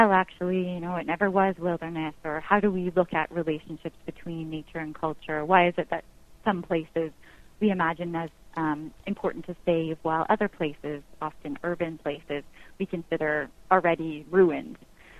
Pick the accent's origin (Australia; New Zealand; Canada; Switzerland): Canada; this wilderness that is supposed to be mine as a Canadian